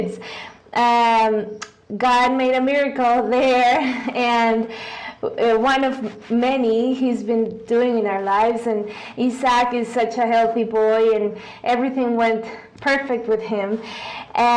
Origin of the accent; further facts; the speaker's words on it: Guadalajara, Jalisco, Mexico; English is a second language; I've always lived here in Guadalajara. I was born and raised here